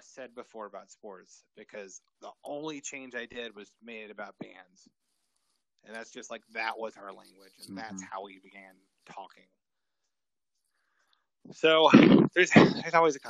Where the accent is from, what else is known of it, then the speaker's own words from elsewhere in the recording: West Texas, United States; Growing up in West Texas